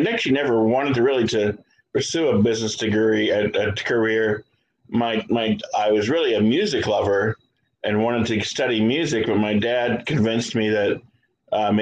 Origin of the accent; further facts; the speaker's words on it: Columbus, Ohio, United States; I am from Columbus, Ohio.